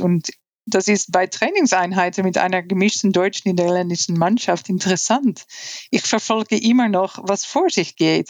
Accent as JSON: {"language": "English", "country": "Netherlands", "tie": "born or raised there", "also_born_or_lived": "United States / Costa Rica", "first_language": "Dutch", "second_language": "English", "moved": "yes", "said": "Ja, en ik ben opgegroeid in Nederland, de Lage Landen. En Nederlands is mijn moedertaal."}